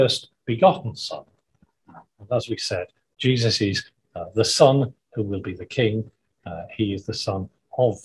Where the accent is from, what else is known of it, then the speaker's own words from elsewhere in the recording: Wales, United Kingdom; when I grew up in Wales